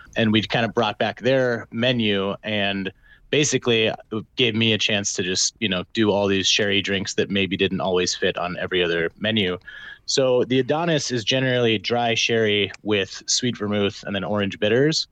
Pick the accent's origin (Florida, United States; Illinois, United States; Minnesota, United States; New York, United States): Minnesota, United States; I'm from Minnesota